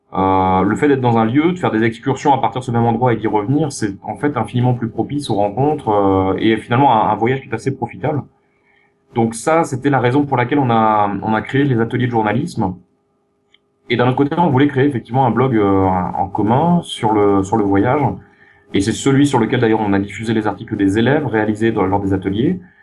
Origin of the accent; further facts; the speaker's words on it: France; moved away; en tant que Français, j'hérite d'une histoire qui a fait de nous des privilégiés